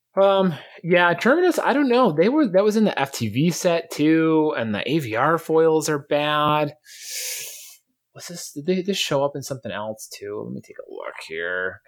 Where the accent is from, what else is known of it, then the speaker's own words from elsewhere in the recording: New York, United States; I'm from New York